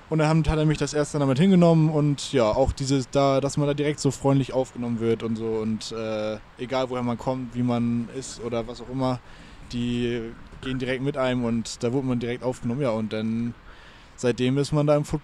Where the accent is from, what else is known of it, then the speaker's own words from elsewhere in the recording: Lower Saxony, Germany; now in Hamburg, Germany; Ich komme ja ursprünglich aus der Lüneburger Heide ja. Also nicht weit weg von hier, aber ähm, ja, bin dann hier wegen der Arbeit hergezogen, auch wegen der Ausbildung.